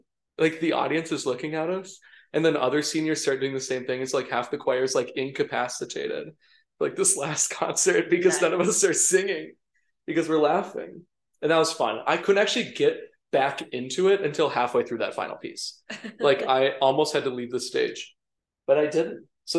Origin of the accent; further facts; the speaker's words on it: Minnesota, United States; moved away as an adult; It was good to be back in Minnesota